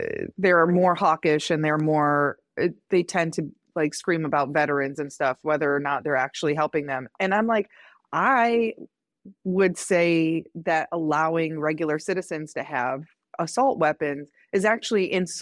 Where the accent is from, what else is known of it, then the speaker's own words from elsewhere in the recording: Midwest, United States; I grew up in the Midwest where there's anti-abortion signs and like billboards